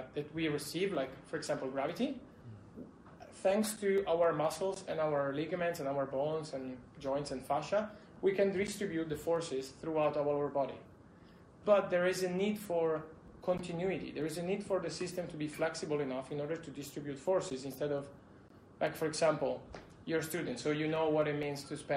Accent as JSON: {"language": "English", "country": "Italy", "also_born_or_lived": "Spain", "said": "I'm from Italy"}